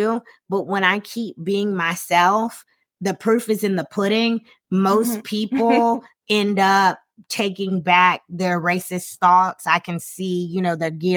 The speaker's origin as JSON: {"language": "English", "region": "South Carolina", "country": "United States", "moved": "yes", "said": "I'm from South Carolina."}